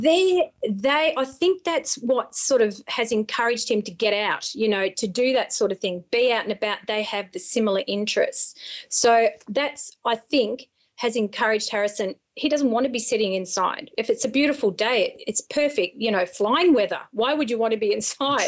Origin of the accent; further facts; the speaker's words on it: Berrigan, New South Wales, Australia; moved away; I'm a country girl. I'm from the Sticks, a little place called Berrigan up near the Murray River